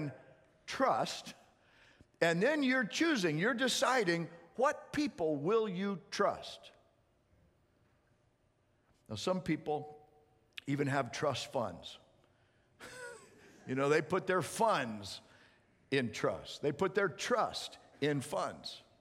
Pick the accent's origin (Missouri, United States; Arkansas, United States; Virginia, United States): Missouri, United States; I was born in Missouri.